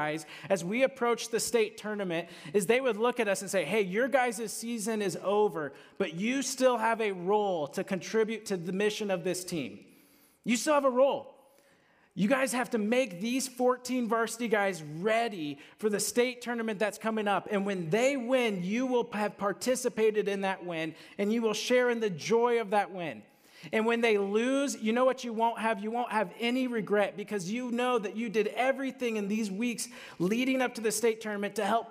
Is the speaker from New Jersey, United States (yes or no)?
no; Southeast Polk, Iowa, United States; moved away; I'm from Southeast Polk, two wrestling communities